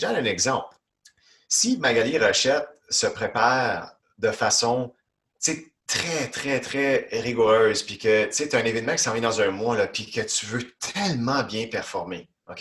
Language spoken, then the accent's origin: French; Ontario, Canada; moved away as an adult; now in Quebec, Canada; J'habite au Québec depuis des années, mais originalement, moi, je viens d'Ontario, puis je suis fièrement québécois depuis plus d'une douzaine d'années